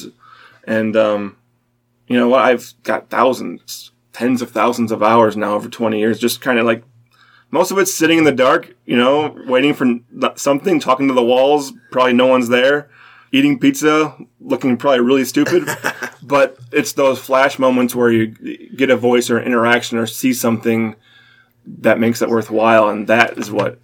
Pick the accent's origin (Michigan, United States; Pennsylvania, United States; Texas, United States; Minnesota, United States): Michigan, United States; Detroit; now in Cincinnati, United States; I'm from Metro Detroit